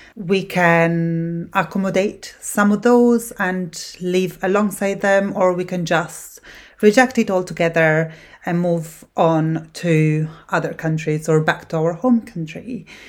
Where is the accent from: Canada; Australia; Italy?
Italy; English is a second language; moved away as an adult; now in Scotland, United Kingdom; I was born in Italy